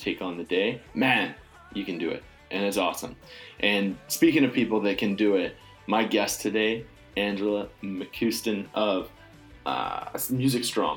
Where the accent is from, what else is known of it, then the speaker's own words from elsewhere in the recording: Calgary, Alberta, Canada; moved away; a sense of home and sensibility that I'm just accustomed to growing up in Calgary